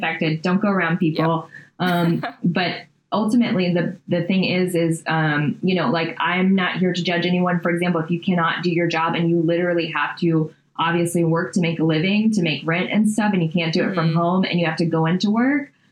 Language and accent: English; Louisiana, United States; we're from Louisiana